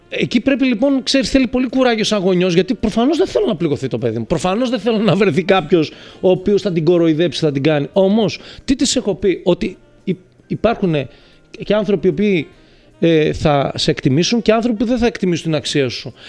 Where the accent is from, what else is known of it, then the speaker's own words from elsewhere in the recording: Thessaloniki, Central Macedonia, Greece; now in Athens, Greece; Πήγα Θεσσαλονίκη στην πατρίδα μου μετά από πάρα πολλά χρόνια, γιατί ζω εδώ από το 97.